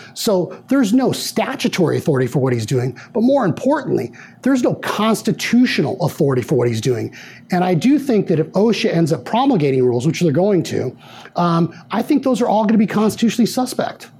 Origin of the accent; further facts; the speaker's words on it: Arizona, United States; I grew up here in Arizona